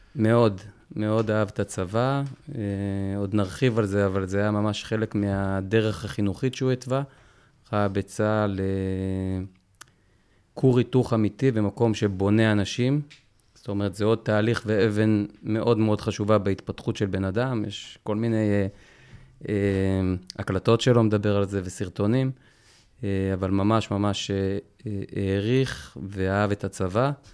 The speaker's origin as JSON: {"language": "Hebrew", "town": "Jerusalem", "region": "Jerusalem District", "country": "Israel", "tie": "born or raised there", "said": "גדלנו ברובע היהודי"}